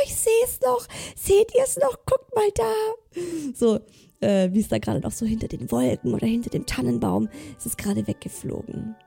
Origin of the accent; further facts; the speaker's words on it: Southern Germany, Germany; Ich komme aus Süddeutschland